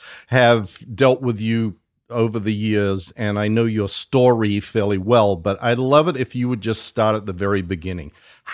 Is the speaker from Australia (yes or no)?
yes; Australia; I'm so excited today because we have a special guest from my home country.